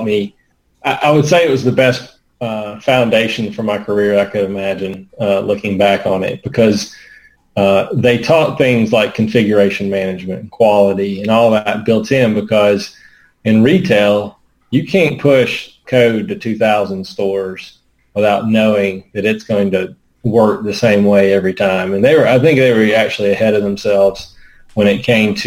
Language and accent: English; Muscle Shoals, Alabama, United States; also born or lived in Sheffield, Alabama / Auburn, Alabama / Atlanta, Georgia; Born and reared. North Alabama, Muscle Shoals, Sheffield is my hometown, but Muscle Shoals, where all the music and everything came out of, was where I grew up